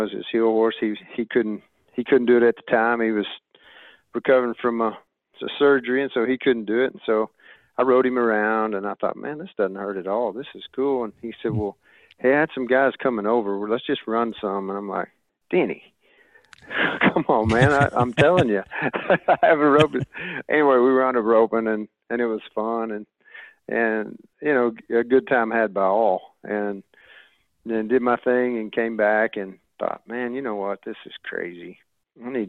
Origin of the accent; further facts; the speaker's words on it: Odessa, Texas, United States; also born or lived in Andrews, Texas / Salado, Texas; I did grow up in Texas. Actually, I was born in Andrews, Texas, and raised in Odessa.